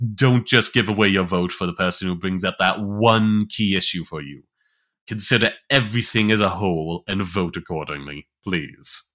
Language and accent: English; United States; as American